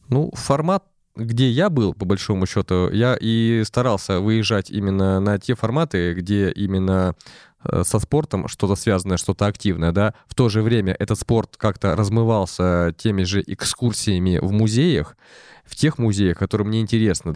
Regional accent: Arkhangelsk Oblast, Russia; moved away; я из Архангельской области, конечно, я не так часто а, туда приезжаю, но тем не менее все равно тянет меня туда.

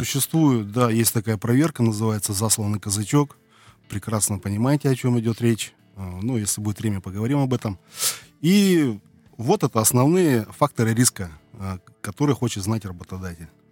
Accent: Irkutsk, Irkutsk Oblast, Russia; moved away as an adult; also born or lived in Kuban; now in Krasnodar Krai, Russia; мы из Сибири, мы из славного города Иркутска, с середины земли, с Байкала

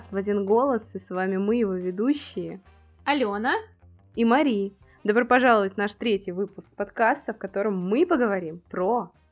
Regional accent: Lipetsk, Lipetsk Oblast, Russia; now in Moscow, Russia; Родилась я в Москве, потом после моего рождения мои родители вместе со мной сразу же переехали в Псковскую область. После этого мы снова вернулись в Москву на два года. Потом мы уехали в Липецк, там я окончила школу, и потом я переехала снова в Москву

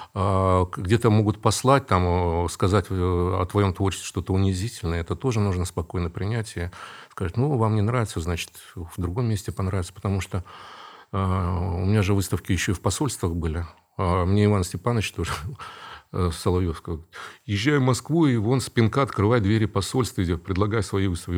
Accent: Karaganda, Karaganda Region, Kazakhstan; moved away as an adult; also born or lived in Saint Petersburg, Russia; now in Kazan, Russia; я вырос в Казахстане, среди немцев там

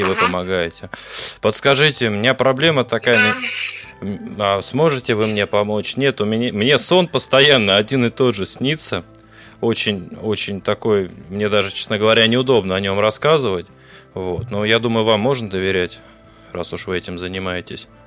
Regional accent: Obninsk, Kaluga Oblast, Russia; я вам сказала, что я с Обнинска.

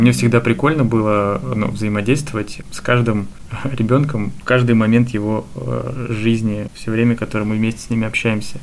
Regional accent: Voronezh, Voronezh Oblast, Russia; now in Moscow, Russia; я переехал в Москву из Воронежа

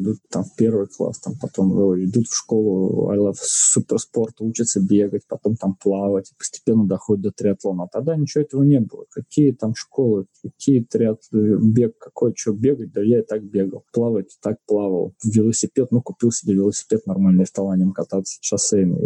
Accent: Saint Petersburg, Russia; я родился в Санкт-Петербурге, на Васильевском острове. И вокруг моего дома, не знаю, у меня во дворе была хоккейная коробка

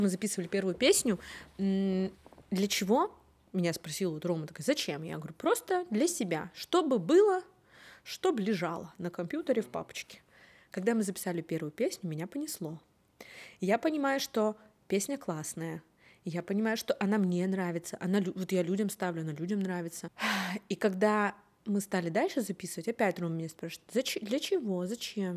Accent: Umba, Murmansk Oblast, Russia; also born or lived in Saint Petersburg / Severomorsk / Severodvinsk; я родилась в Умбе, потом я поехала учиться в Питер

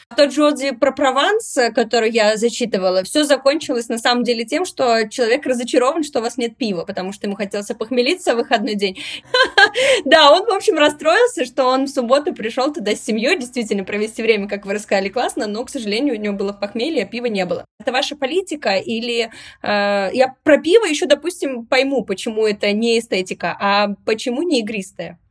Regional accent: Saint Petersburg, Russia; я сама из Петербурга

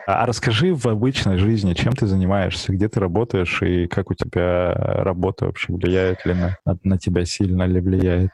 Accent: Barnaul, Altai Krai, Russia; я же сам из Барнаула

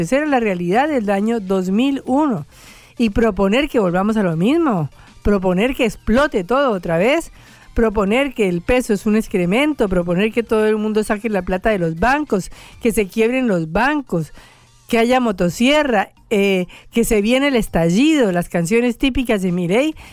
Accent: Colombia; yo soy colombiana

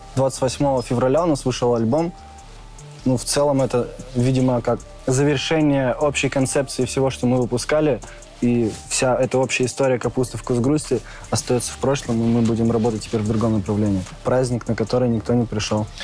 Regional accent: Tyumen, Tyumen Oblast, Russia; Я из Тюмени

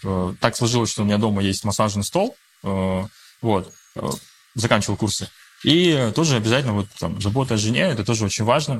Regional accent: Russia; first language Russian; я считаю себя русским, да, то есть я россиянин, я родился уже в России

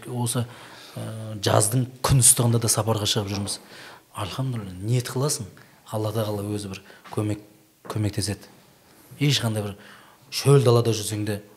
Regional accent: Shardara, Turkistan Region, Kazakhstan; now in Almaty, Kazakhstan; біздің шардарада туған жерім ғой енді өте ыстық жаздың күні қатты ыстық болады қазірдің өзінде ыстық алматыда кейде алматыда болып қалған күндер болады сол қазір енді алматыдамыз ғой

